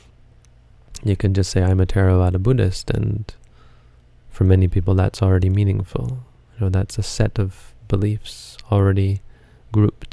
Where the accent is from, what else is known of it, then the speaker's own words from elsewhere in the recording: Canada; I'm Canadian